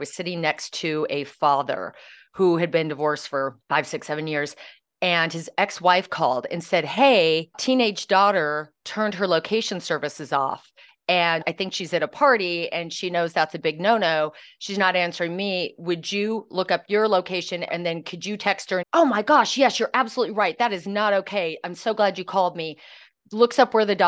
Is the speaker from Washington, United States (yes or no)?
yes; Washington, United States; I'm from Washington State and up near the border of Canada